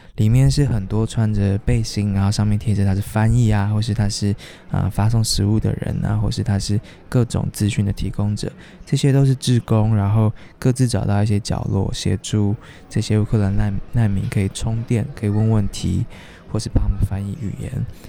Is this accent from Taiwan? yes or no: yes; Taiwan; 因为我们背包上面都写着我们来自台湾